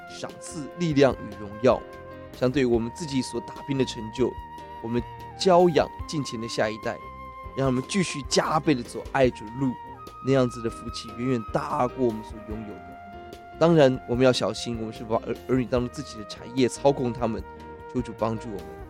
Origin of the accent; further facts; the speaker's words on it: Taiwan; 今天我们台湾人很看重房地产